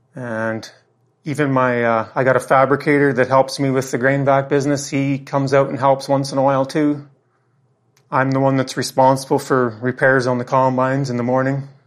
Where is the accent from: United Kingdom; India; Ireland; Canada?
Canada; Craik, Saskatchewan; My home is in Craik, Saskatchewan, Canada